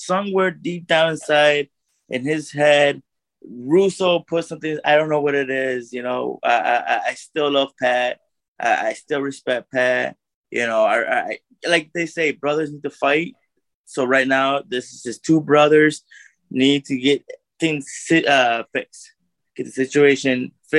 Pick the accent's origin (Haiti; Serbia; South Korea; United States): South Korea; I'm from Korea.